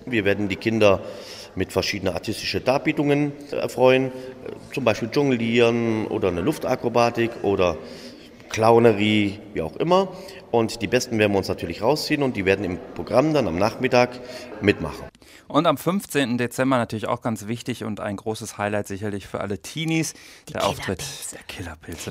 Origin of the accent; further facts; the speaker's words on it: Volmetal, North Rhine-Westphalia, Germany; in meine alte Heimat. Ja. Im Volmetal